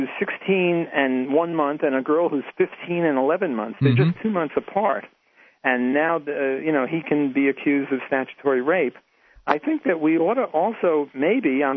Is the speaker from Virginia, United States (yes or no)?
no; New York City, New York, United States; moved away; I'm Jewish, and I was from New York City